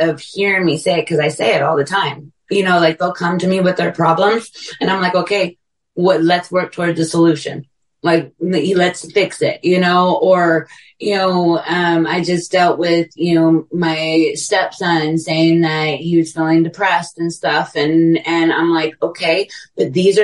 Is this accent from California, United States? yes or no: yes; California, United States; now in Texas, United States; I'm from California, both my kids living here in Texas with me